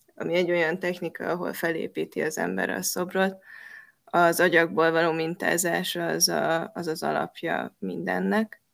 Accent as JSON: {"language": "Hungarian", "town": "Pécs", "region": "Baranya", "country": "Hungary", "tie": "born or raised there", "said": "ami Pécsnek egy, ö, város része. Én ott nőttem fel"}